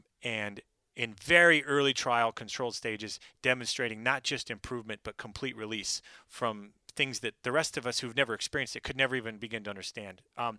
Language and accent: English; Pacific Northwest, United States; And I'm from the Pacific Northwest.